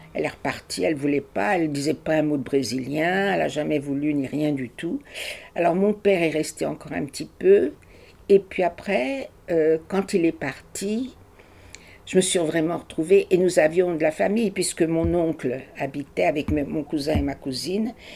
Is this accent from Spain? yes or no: no; Paris, Île-de-France, France; moved away as an adult; also born or lived in Brazil / Germany; je suis née à Paris. Ma petite enfance a été à Paris, jusqu'à la guerre